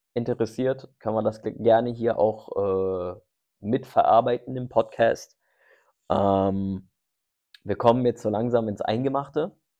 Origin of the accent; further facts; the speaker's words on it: Germany; meine Heimat ist hier in Deutschland.